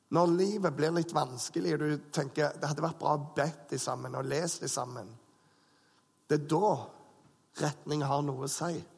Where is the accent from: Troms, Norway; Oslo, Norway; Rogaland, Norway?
Rogaland, Norway; Bryne; moved away; gjengen hjemme på Bryne